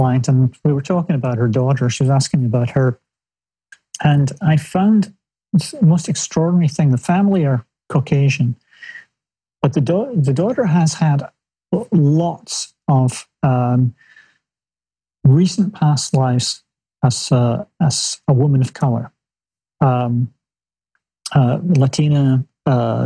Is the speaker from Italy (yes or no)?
no; Scotland, United Kingdom; I was the only 16-year-old kid growing up in Scotland